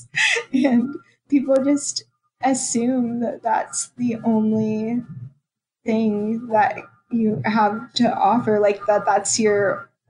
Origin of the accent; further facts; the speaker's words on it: Roswell, Georgia, United States; now in Wilmington, United States; I grew up in Atlanta and it's a more diverse area